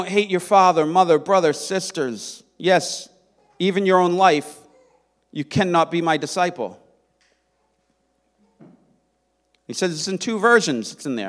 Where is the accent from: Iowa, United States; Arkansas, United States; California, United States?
California, United States; San Francisco; I grew up in San Francisco in the 70s, the cradle of the Jesus movement.